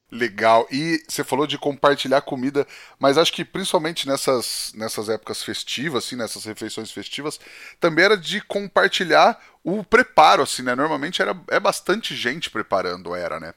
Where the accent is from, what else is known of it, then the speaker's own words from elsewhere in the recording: Penápolis, São Paulo, Brazil; eu sou do interior de São Paulo, de Penápolis, aqui região de Araçatuba